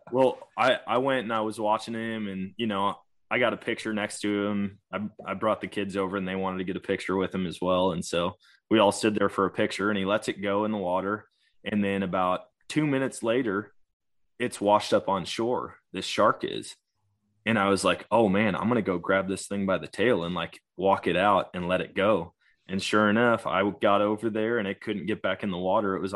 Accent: Wisconsin, United States; I'm from Wisconsin, man. We don't have things like this there.

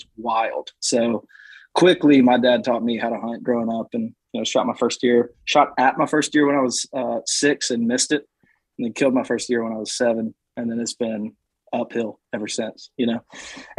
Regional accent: the Upstate, South Carolina, United States; I'm from South Carolina, born and raised here in the upstate

